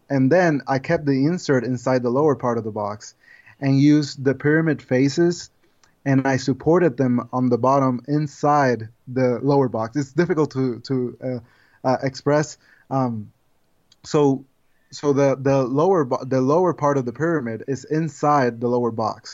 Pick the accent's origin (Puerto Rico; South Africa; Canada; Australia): Puerto Rico; moved away as an adult; now in United States; I'm originally from Puerto Rico